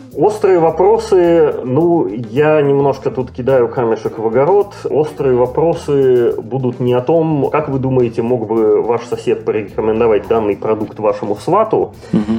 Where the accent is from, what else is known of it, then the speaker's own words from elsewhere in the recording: Saint Petersburg, Russia; also born or lived in North America; now in Canada; родом из России, Санкт-Петербурга и Ленинграда, но живу давным-давно в Северной Америке, а, последние годы в Канаде